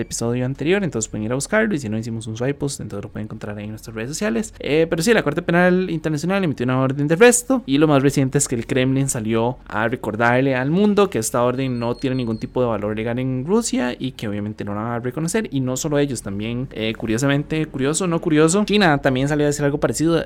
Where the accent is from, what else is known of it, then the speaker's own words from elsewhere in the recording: Costa Rica; los ticos